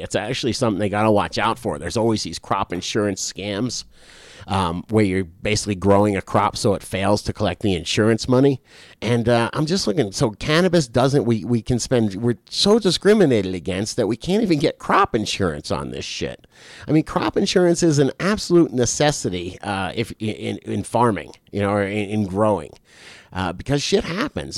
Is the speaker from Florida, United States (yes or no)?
yes; South Florida, United States; I'm from South Florida